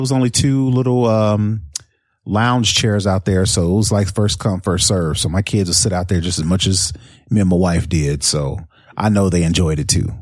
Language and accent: English; Indianapolis, Indiana, United States; moved away; Indianapolis, uh, was my hometown